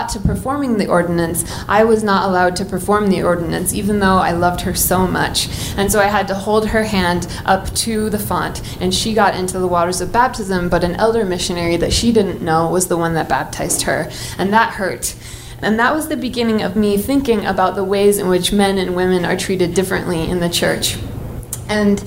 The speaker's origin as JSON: {"language": "English", "region": "Oregon", "country": "United States", "tie": "born or raised there", "said": "I grew up in Oregon, so I was one of the only Mormon kids in my school"}